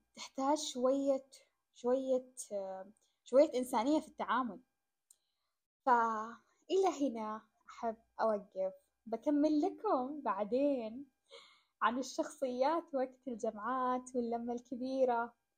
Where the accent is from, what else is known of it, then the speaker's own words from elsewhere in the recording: Saudi Arabia; أنا قاعدة أنقل أو أمثل بلدي